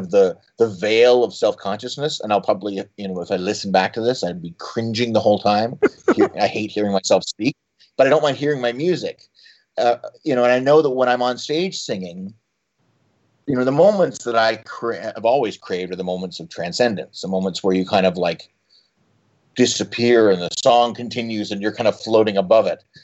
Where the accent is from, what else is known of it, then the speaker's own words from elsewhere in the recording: Canada; Well, and then at add to that being Canadian, who are just about the most judgmental nation on earth